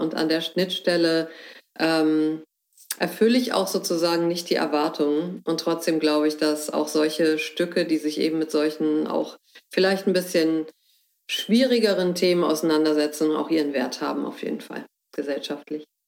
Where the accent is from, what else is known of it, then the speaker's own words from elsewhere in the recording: Hamburg, Germany; also born or lived in Heidelberg / Netherlands / Berlin; now in Hoher Fläming, Germany; ich komme gebürtig aus Hamburg und war dann in Heidelberg und in Holland und ähm, kurzzeitig auch nochmal in Berlin